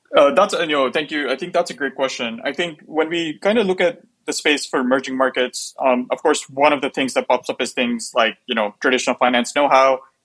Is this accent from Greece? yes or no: no; Pakistan; now in United States; I'm from Pakistan